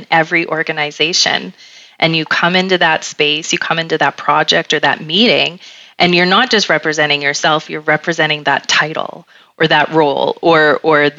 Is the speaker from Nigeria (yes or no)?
no; Canada; we're Canadian